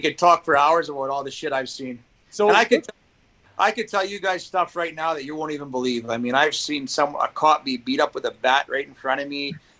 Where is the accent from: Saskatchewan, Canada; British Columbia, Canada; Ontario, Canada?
Saskatchewan, Canada; growing up in Pee Wee and Bantam, I was one of the best players in the province, you know, playing the AA Bantam leagues in Saskatchewan